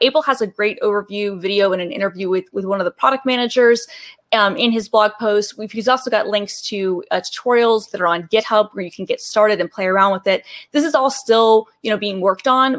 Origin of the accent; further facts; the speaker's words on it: Atlanta, Georgia, United States; now in Seattle, United States; born and raised in Atlanta, Georgia